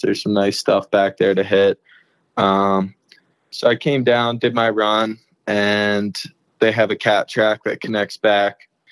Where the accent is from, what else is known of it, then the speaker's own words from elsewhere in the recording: New Jersey, United States; moved away; I'm originally from Jersey